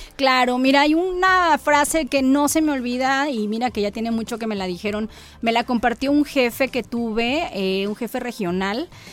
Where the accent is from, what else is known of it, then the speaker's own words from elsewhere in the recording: Coatzacoalcos, Veracruz, Mexico; yo soy de Coatzacoalcos